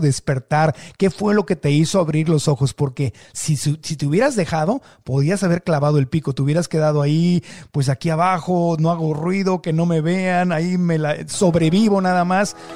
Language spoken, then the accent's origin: Spanish; Mexico; Yo nací en el México de 1969